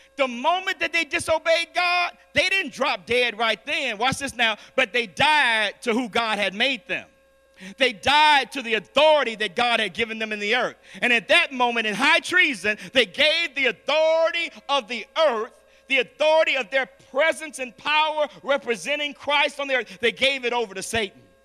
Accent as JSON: {"language": "English", "town": "Chicago", "region": "Illinois", "country": "United States", "said": "I'm from Chicago"}